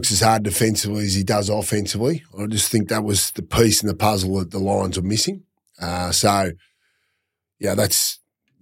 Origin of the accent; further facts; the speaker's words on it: Warrnambool, Victoria, Australia; moved away; also born or lived in Queensland; I grew up outside of Warrnambool, so 3-odd hours out of Melbourne